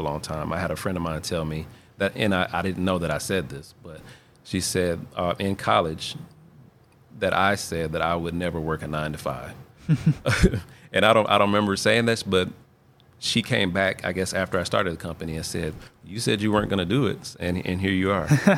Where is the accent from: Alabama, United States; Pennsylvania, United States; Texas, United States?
Alabama, United States; Huntsville; I am originally from Huntsville. I've been here all my life.